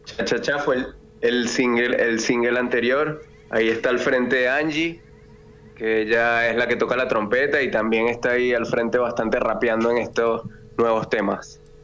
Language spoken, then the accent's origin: Spanish; Venezuela; now in Argentina; yo soy venezolano.